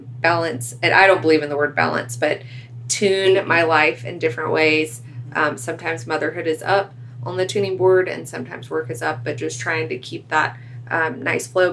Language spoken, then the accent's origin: English; right outside of Atlanta, Georgia, United States; we live right outside of Atlanta in my hometown